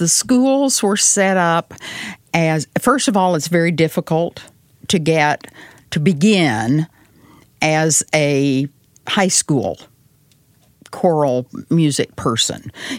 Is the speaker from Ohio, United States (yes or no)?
no; Arkansas, United States; accent: Southern; Well, they already know I grew up in Arkansas and went to college in North Carolina.